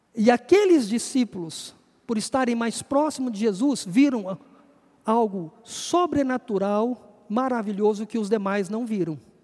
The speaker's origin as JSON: {"language": "Portuguese", "country": "Brazil", "said": "Eu sou brasileiro, amo o meu país."}